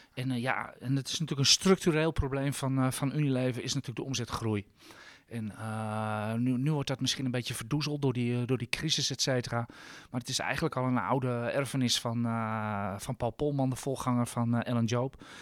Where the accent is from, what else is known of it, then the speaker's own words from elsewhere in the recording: Amsterdam, North Holland, Netherlands; zeg ik als Amsterdammer